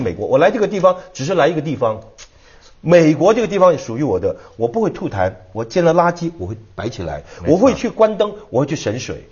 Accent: Hong Kong; 我是在香港长大

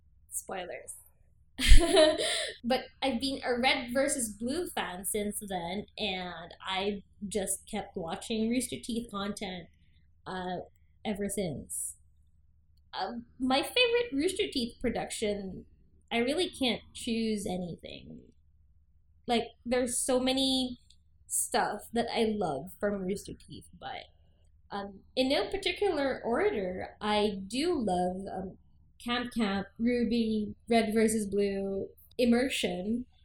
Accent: Philippines; I'm also from the Philippines.

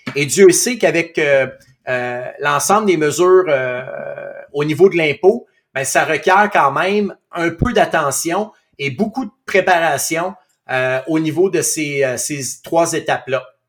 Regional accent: Outaouais, Quebec, Canada; moved away as an adult; je suis natif de l'Outaouais

